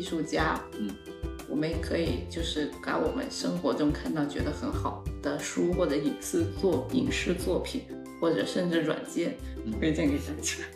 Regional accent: Shantou, Guangdong, China; accent: Chaoshan-accented Mandarin; moved away; 我就是一个广东汕头人，我是一个潮汕人

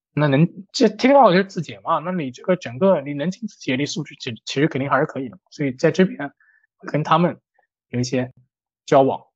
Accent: China; moved away as an adult; now in Hanoi, Vietnam; 我们中国人

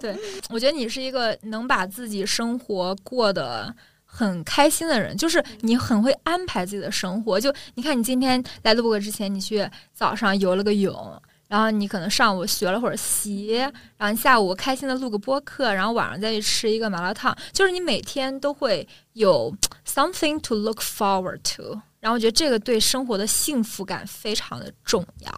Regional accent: China; moved away as an adult; now in Munich, Germany; 从小在中国生活的时候

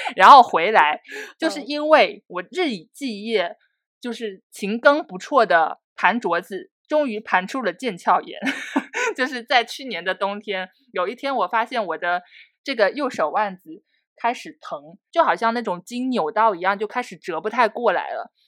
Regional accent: Fujian, China; 我们福建人其实爬山会有一个特色

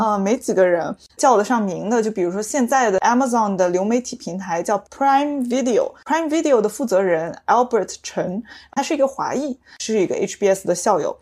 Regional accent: China; moved away as an adult; 作为一个土生土长的中国人，在英文里叫 Chinese Chinese

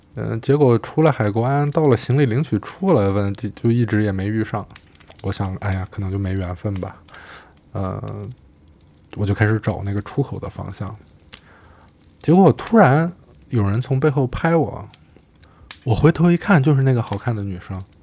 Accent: Xinjiang, China; moved away as an adult; also born or lived in Beijing / Berlin; 我是個新疆人

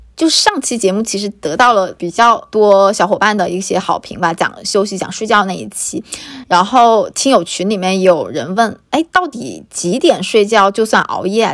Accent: China; also born or lived in Beijing; 我们作为一个中国人嘛，作为一个典型东方人

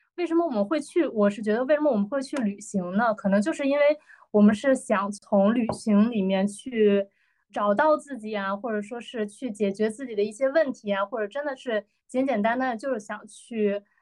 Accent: Beijing, China; 一个地道的北京人，也是一个九五后

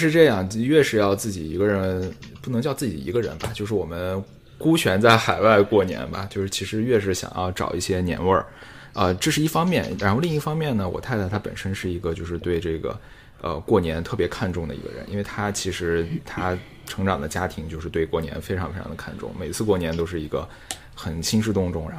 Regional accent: China; 常伟大，对于我们中国人来讲。

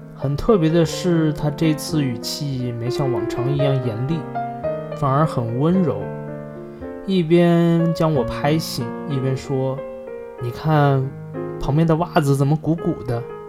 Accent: southern China, China; 作为南方人

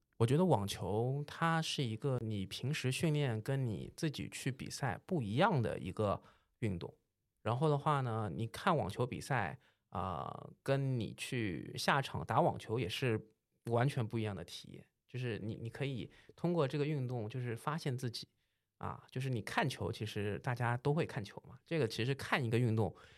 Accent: China; 因为其实我们中国人是比较擅长在这个小台子上面去玩这些旋转的

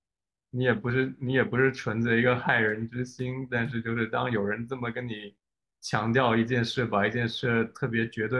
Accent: China; 哎，我们中国人就是这样子的，因为我们，哎

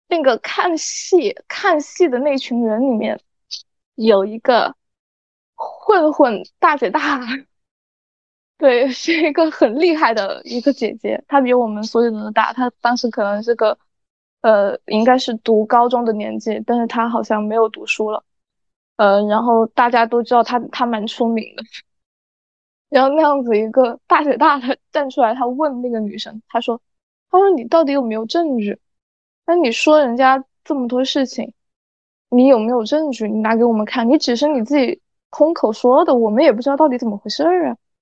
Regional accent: Sichuan, China; accent: Sichuanese; 差点就说四川话了

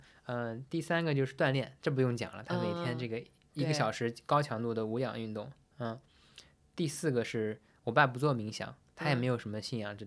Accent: Shanxi, China; 虽然我是山西人

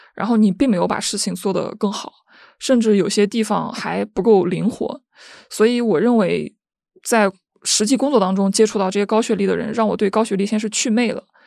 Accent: Henan, China; 我是一个河南人

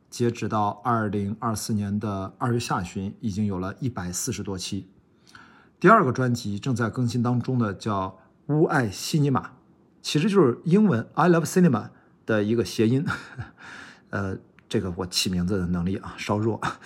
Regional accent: Qingdao, Shandong, China; 我是青岛人

